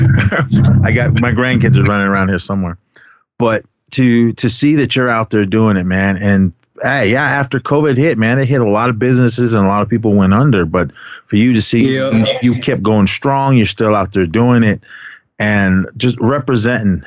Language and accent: English; San Francisco, California, United States; also born or lived in Kaibito, Arizona; growing up in the Bay Area uh, in the city pretty much my whole life